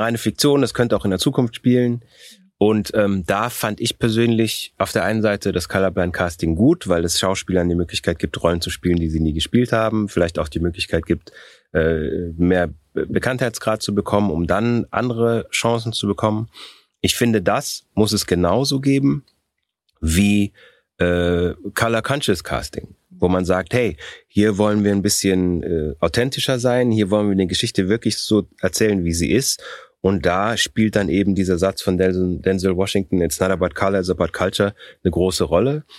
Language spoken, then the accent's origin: German; Germany; also born or lived in Austria; ich bin in Österreich geboren worden, ich bin mit sechs Jahren nach Deutschland gekommen, ich habe hier Abitur gemacht, ich habe einen, einen deutschen Pass